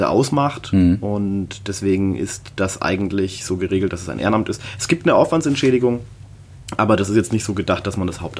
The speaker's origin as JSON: {"language": "German", "town": "Nuremberg", "region": "Bavaria", "country": "Germany", "tie": "born there", "said": "meine Eltern sind in den 80er Jahren hierher gekommen und ja, ich bin in Nürnberg geboren"}